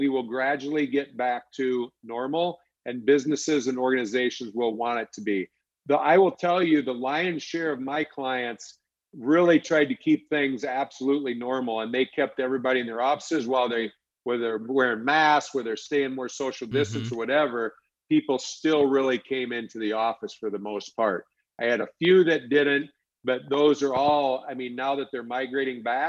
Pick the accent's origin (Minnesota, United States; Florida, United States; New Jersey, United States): Minnesota, United States; Alexandria; I'm from Alexandria, Minnesota.